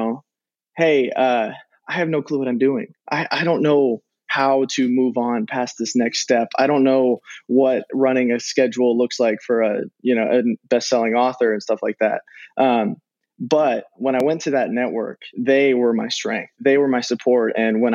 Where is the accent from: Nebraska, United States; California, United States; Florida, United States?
Nebraska, United States; I'm from Nebraska.